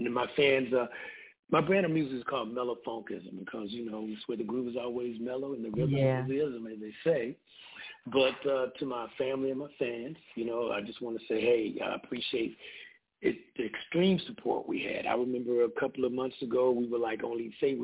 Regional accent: Panama City, Florida, United States; now in Baltimore, United States; my hometown of Panama City, Florida

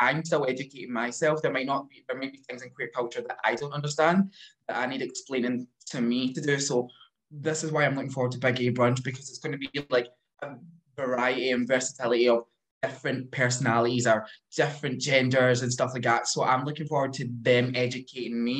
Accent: Glasgow, Scotland, United Kingdom; in my neck of the woods, I'm from Glasgow, so it's some of the areas are very rough.

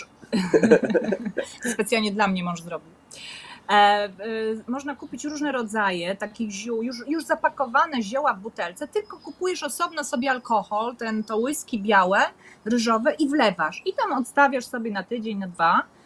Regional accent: Poland; moved away as an adult; also born or lived in Koh Samet, Thailand; now in Thailand; ja jestem z Polski

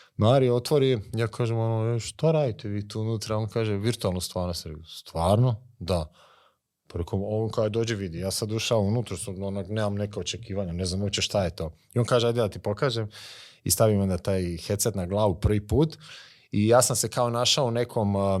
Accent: Vukovar, Vukovar-Srijem County, Croatia; To je moj rodni grad, a Vukovar.

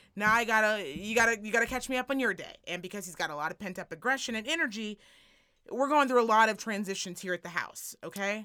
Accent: United States; as an American

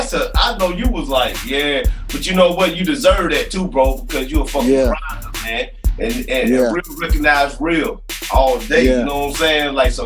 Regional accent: Alabama, United States; I got a lot of Alabama ties and stuff like that. And yeah, I grew up in Alabama, you know what I'm saying?

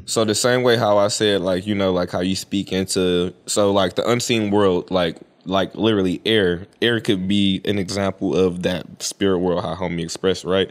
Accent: United States; I'm an American Indian.

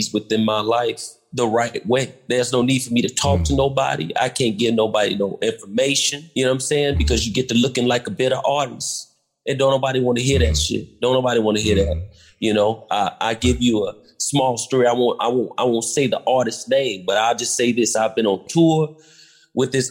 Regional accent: Chicago, Illinois, United States; I'm from the South Side too

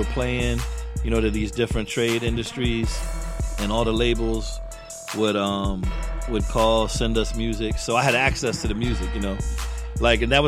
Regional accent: Tampa, Florida, United States; I grew up here in Tampa and I was influenced by the music

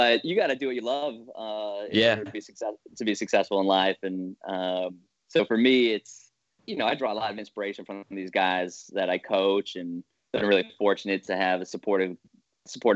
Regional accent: Worcester, Massachusetts, United States; I grew up in Mass, I'm from Worcester

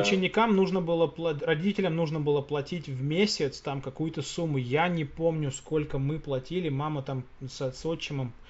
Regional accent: Russia; moved away; Я говорю, из России

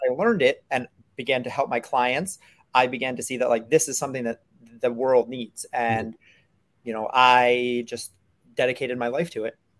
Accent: New York City, New York, United States; I, I grew up in New York City

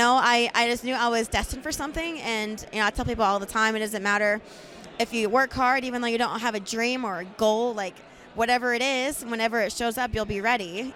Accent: Tennessee, United States; I'm from Tennessee.

